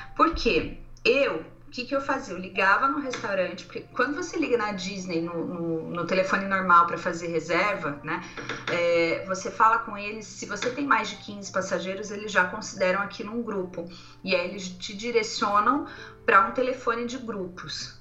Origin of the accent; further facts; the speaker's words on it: Brazil; Sou do Brasil